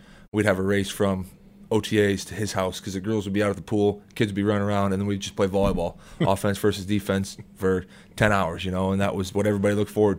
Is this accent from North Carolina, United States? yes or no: no; Iowa, United States; moved away as an adult; also born or lived in Washington, D.C.; a small kid out of Iowa